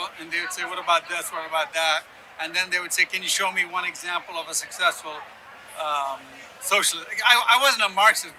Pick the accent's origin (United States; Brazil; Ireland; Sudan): Sudan; also born or lived in Yemen / Ethiopia / Ghana; I grew up in Sudan and Yemen and Ethiopia, but I was born in Ghana